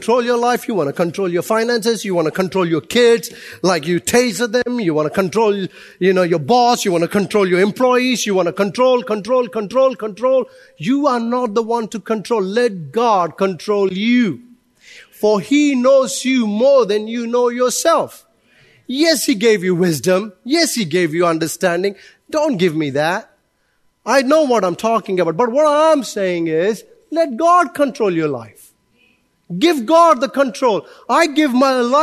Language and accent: English; India; now in Auckland, New Zealand; I'm Indian